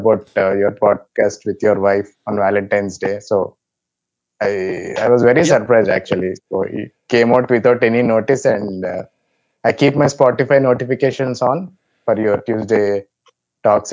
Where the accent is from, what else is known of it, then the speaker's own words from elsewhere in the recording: India; I'm from India